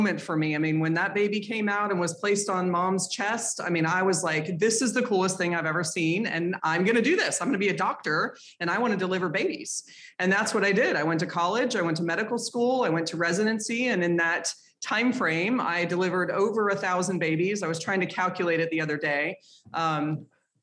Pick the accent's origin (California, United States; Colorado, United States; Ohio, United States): Colorado, United States; Boulder; I grew up in Boulder, Colorado